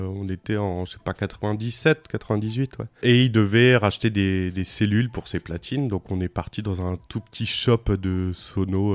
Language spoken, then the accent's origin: French; Bourges, Centre-Val de Loire, France; now in Lyon, France; je suis né à Bourges